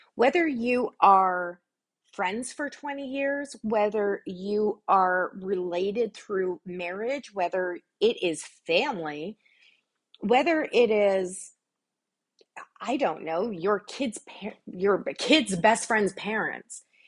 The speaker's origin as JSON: {"language": "English", "country": "Canada", "said": "I'm Canadian"}